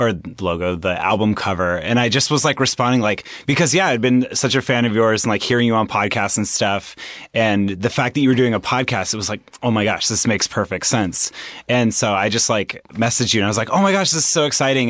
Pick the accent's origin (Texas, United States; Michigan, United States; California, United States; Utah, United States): California, United States; Anaheim; I grew up in Anaheim Hills, California, which is, um, in Orange County